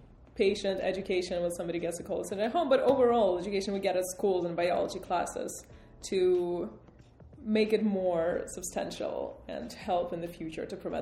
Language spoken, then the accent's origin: English; Russia; now in United States; I'm from Russia, personally.